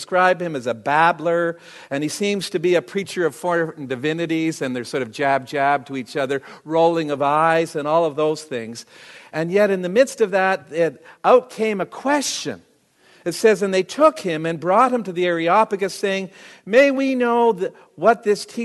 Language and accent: English; Canada; I'm a Canadian, and I wanted to be a hockey player